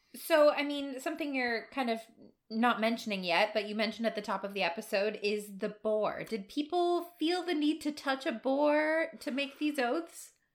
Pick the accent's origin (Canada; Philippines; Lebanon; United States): United States; I'm American, so I definitely made not an oath, but a pledge to a certain flag every single day in school.